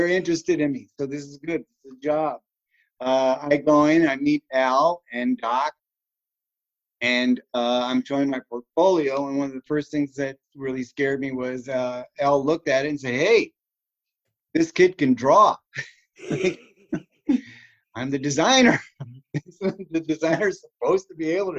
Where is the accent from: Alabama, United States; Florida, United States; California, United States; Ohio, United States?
California, United States; Los Angeles; moved away as an adult; also born or lived in Chicago, Illinois; now in Kirksville, United States; I'm from Chicago, and I lived in Illinois until I was 8, and so I remember the Midwest. And moving to LA and living in Los Angeles 25 years